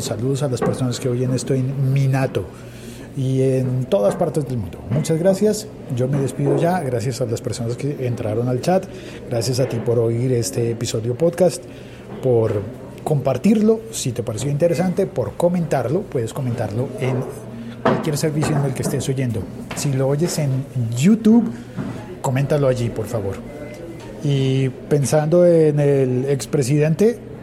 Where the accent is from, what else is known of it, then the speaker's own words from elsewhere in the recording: Colombia; En Colombia, en mi país